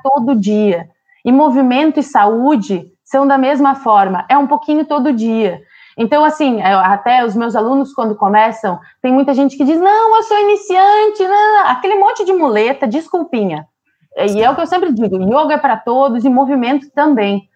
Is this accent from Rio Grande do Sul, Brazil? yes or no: yes; Santo Cristo, Rio Grande do Sul, Brazil; moved away; also born or lived in Sri Lanka; Eu sou de Santo Cristo, esse lugar que ele comentou do tempo